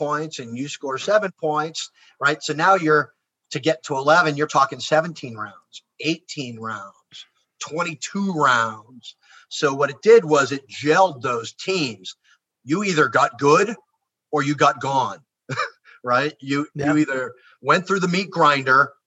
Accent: United States; I'm American

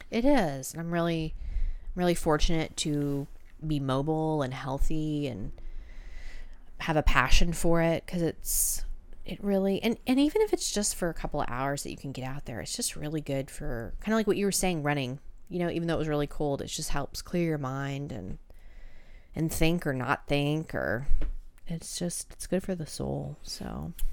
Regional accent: Georgia, United States; I'm from Georgia.

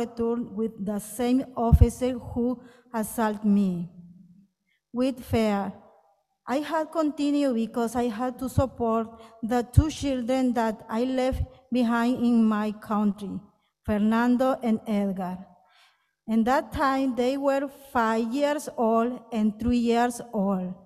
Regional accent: Guatemala City, Guatemala Department, Guatemala; moved away as an adult; now in United States; I am from Guatemala City

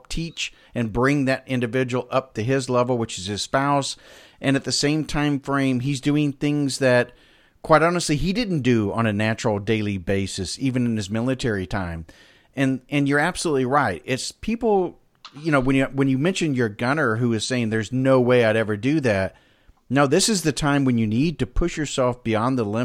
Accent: Pensacola, Florida, United States; I'm from Pensacola

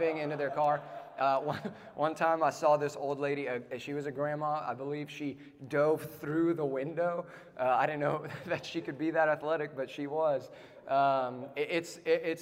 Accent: South Africa; now in United States; I'm from South Africa.

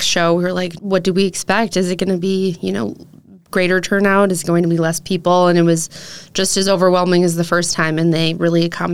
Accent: Egg Harbor, Wisconsin, United States; also born or lived in Liberty Grove; I grew up in Egg Harbor, and I live in Liberty Grove now

